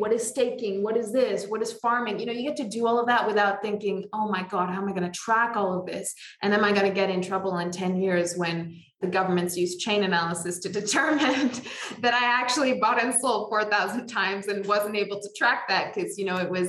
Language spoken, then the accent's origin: English; Canada; now in United Arab Emirates; from being a Canadian